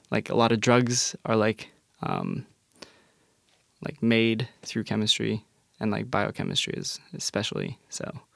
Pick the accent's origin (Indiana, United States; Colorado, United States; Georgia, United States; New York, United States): Colorado, United States; Englewood; moved away as an adult; now in Tacoma, United States; growing up in Englewood, Colorado